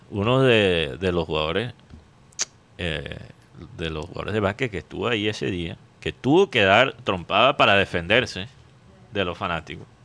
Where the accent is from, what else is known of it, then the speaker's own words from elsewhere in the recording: Barranquilla, Atlántico, Colombia; Y como, como barranquillero que nació fuera de la ciudad.